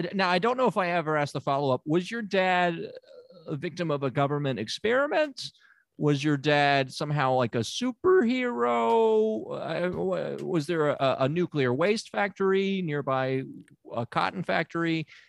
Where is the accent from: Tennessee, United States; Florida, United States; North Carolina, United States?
Tennessee, United States; Memphis; I'm from Memphis, Tennessee. I'm a good old Southern boy.